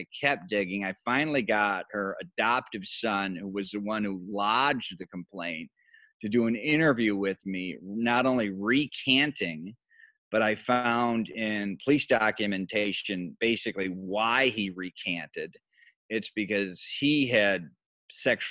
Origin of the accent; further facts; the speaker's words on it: Grand Rapids, Michigan, United States; moved away as an adult; now in Chicago, United States; I was at the powerhouse station in my hometown, which was Wood TV, it's Wood. Grand Rapids was known as Furniture City